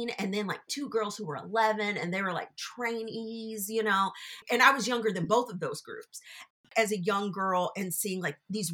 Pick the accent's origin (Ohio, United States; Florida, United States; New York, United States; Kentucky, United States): Kentucky, United States; Louisville; I'm born and raised in Louisville